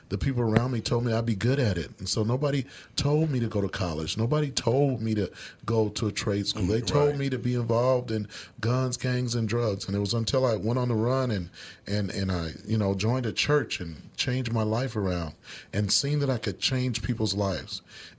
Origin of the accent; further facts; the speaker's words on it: Kansas City, Missouri, United States; I grew up in Kansas City, Missouri. I was separated from my family at 9 years old.